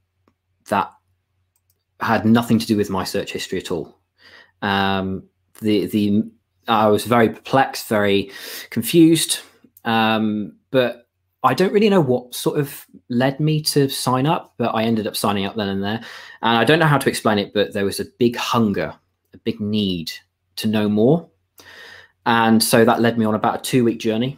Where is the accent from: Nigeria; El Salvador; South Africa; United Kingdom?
United Kingdom; York, Yorkshire and the Humber; I was born and raised in York